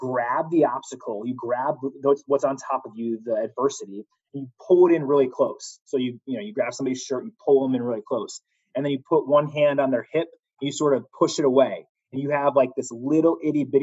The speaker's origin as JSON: {"language": "English", "region": "Connecticut", "country": "United States", "moved": "yes", "said": "I'm from Connecticut originally"}